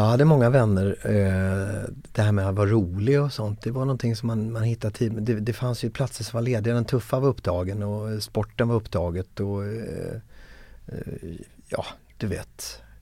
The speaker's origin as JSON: {"language": "Swedish", "town": "Växjö", "region": "Kronoberg County", "country": "Sweden", "tie": "born or raised there", "said": "jag är från Växjö från början, född 1973 i Växjö"}